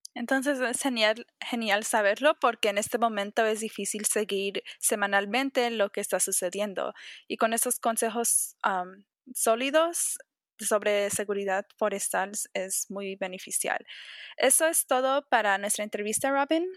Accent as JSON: {"language": "Spanish", "area": "San Fernando Valley", "region": "California", "country": "United States", "tie": "born or raised there", "said": "nací y me creí en el Valle de San Fernando."}